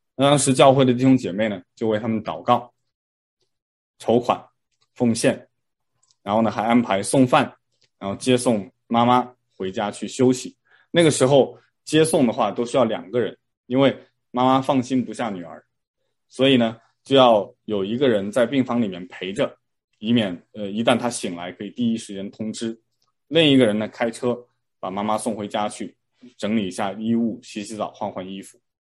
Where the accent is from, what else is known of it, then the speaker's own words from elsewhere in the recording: China; moved away; 我当时在国内上小学的时候呢，我们会评三好学生